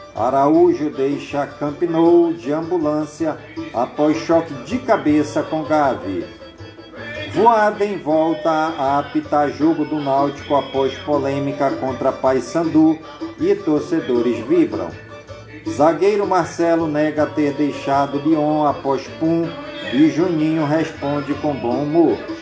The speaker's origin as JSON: {"language": "Portuguese", "town": "Careiro da Várzea", "region": "Amazonas", "country": "Brazil", "tie": "born or raised there", "lives_now": "Manaus, Brazil", "said": "Careiro da Vaz e a minha cidade natal"}